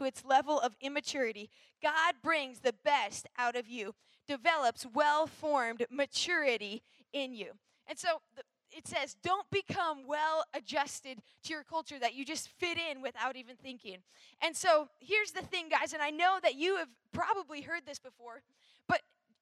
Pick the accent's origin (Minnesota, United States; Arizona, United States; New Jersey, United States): Minnesota, United States; I'm from Minnesota, and so I grew up in the north all my life.